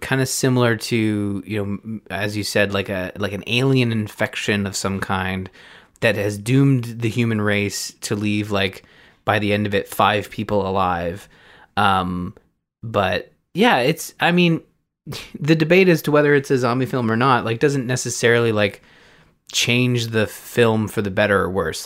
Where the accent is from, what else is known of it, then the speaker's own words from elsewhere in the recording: Canada; I'm Canadian